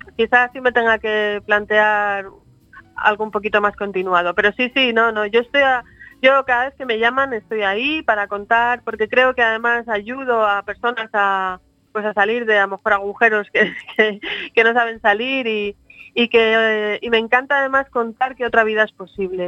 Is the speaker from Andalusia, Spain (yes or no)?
no; Madrid, Community of Madrid, Spain; also born or lived in Lugo / London; en el año 75 mis padres por cuestiones eh, profesionales tuvieron que emigrar a Madrid y yo me he criado allí, me crié en Madrid, hice ahí mi escuela, mi universidad